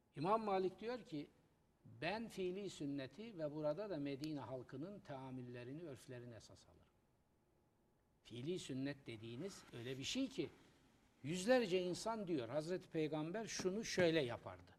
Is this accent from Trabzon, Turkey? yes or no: yes; Trabzon, Turkey; moved away; benim memleket gittim Trabzon'da. Gençliğim, çocukluğum orada geçti.